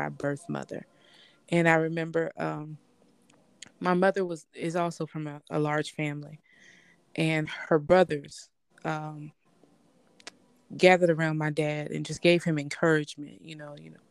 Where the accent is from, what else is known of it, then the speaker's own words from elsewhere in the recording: Tennessee, United States; my father was military, so we grew up in Tennessee, and my mother's family originally is from Tennessee, but another part of where we are locally